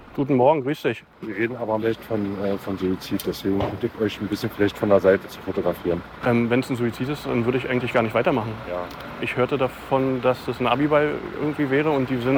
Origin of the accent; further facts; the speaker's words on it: Berlin, Germany; Berlin wird immer meine Heimat bleiben, natürlich.